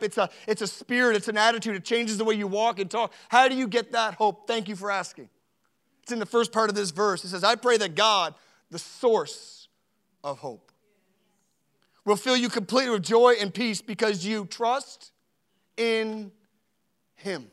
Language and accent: English; Canada; I'm a Canadian